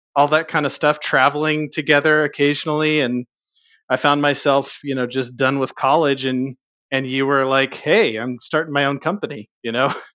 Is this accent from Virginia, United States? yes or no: no; Southern California, United States; I grew up in Southern California